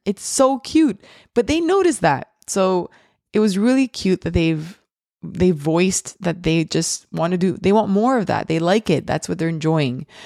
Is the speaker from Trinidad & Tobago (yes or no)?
no; Montreal, Quebec, Canada; I am from Montreal, Canada